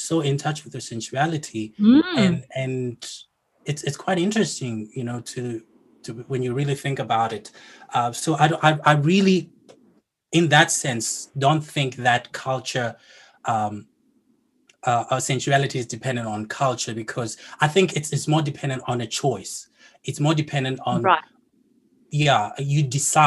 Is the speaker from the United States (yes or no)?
no; South Africa; I'm from South Africa